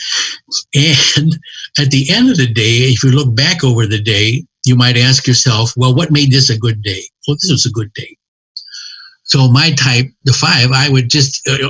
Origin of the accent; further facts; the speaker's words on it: Cincinnati, Ohio, United States; I'm from Cincinnati